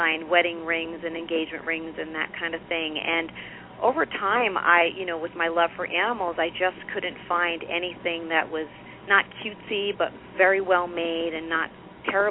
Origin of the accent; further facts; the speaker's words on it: New York, United States; accent: New York; moved away as an adult; now in Southern California, United States; I'm a New York transfer